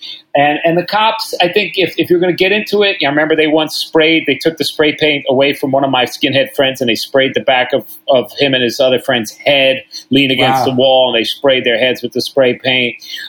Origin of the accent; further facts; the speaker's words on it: New York, United States; Like, I'm a New Yorker. I waited my whole fucking life to play the Garden.